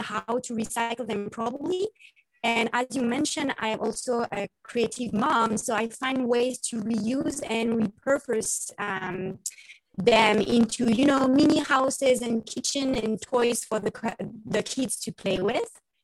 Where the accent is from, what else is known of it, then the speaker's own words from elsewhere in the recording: Paris, Île-de-France, France; accent: French; English is a second language; moved away as an adult; now in Issaquah, United States; So as you can hear my beautiful French accent, I grew up in Paris, France.